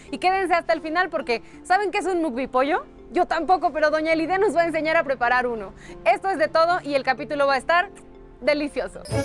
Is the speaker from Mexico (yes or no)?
yes; Mexico; nuestra identidad como mexicanas y mexicanos